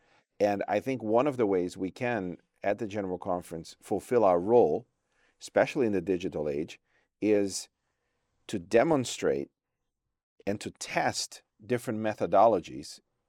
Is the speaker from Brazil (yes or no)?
yes; Brazil; born there; Although I was born in Brazil, my home division is the Trans-European Division.